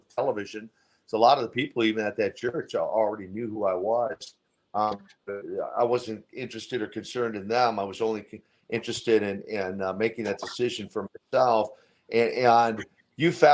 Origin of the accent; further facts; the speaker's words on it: Minnesota, United States; I grew up in Minnesota